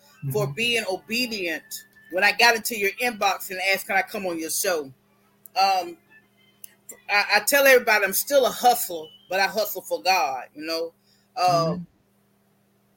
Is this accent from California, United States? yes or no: no; Florida, United States; I'm originally from Florida